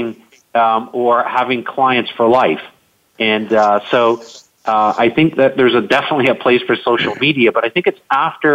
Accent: Canada; I'm Canadian

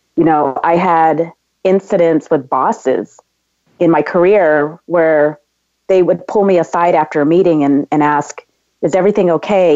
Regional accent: San Diego, California, United States; now in Los Angeles, United States; I was uh, born and raised in San Diego, California, and I, I now live in Los Angeles.

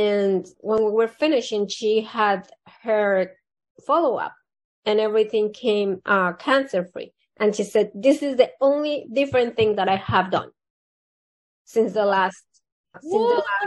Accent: Colombia; moved away; I was born in Colombia, South America.

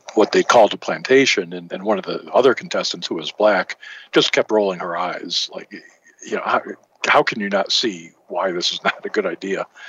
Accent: Michigan, United States; growing up in Michigan

